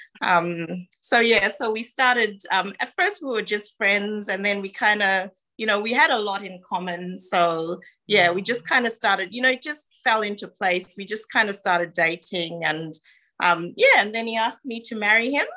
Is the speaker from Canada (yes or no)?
no; Zimbabwe; moved away as an adult; also born or lived in Ghana; now in Australia; I was born in Ghana, which is West Africa. And that's where my mom is from. My dad is Zimbabwean. So I grew up in Zimbabwe.